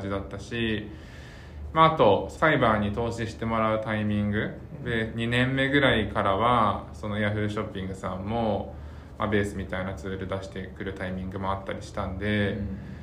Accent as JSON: {"language": "Japanese", "region": "Oita", "country": "Japan", "tie": "born or raised there", "said": "僕もその大分生まれで"}